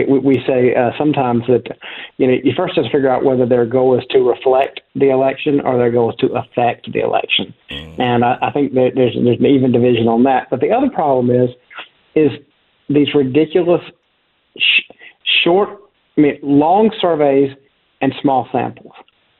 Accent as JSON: {"language": "English", "region": "South Carolina", "country": "United States", "tie": "born or raised there", "said": "I grew up in South Carolina, and I always remember we're in the media market for North Carolina"}